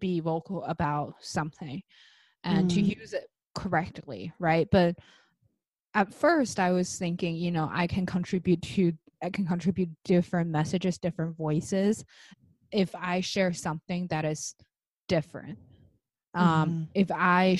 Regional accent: China; now in United States; I came from China, I live in the States

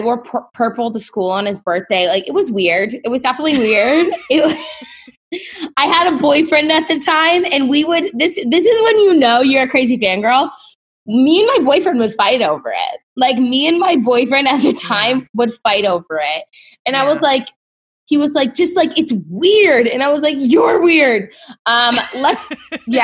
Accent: Boston, Massachusetts, United States; now in Los Angeles, United States; I'm from Boston and came

